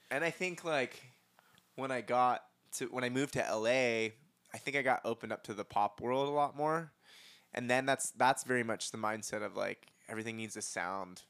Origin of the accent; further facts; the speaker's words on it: San Diego, California, United States; moved away as an adult; now in Los Angeles, United States; I'm from San Diego, but I've been in L A for the last six years.